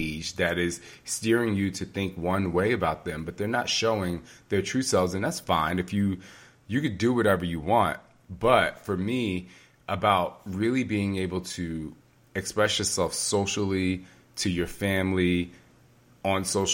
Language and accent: English; New Jersey, United States; moved away; also born or lived in Tokyo; if I never moved out of my hometown in New Jersey